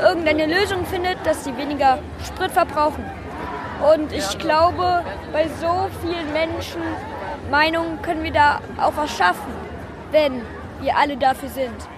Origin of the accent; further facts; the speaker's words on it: Frankfurt, Hesse, Germany; ich komme hier aus Frankfurt